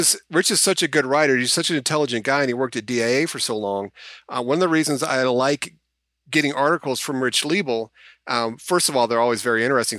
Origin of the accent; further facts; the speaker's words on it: United States; As an American